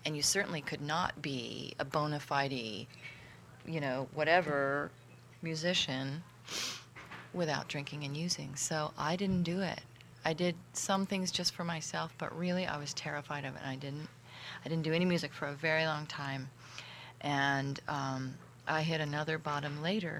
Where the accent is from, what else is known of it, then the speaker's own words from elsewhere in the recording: Southern California, United States; also born or lived in Oakland, California; now in Etna, United States; I grew up in Southern California, from Oakland, and recently moved to Etna, California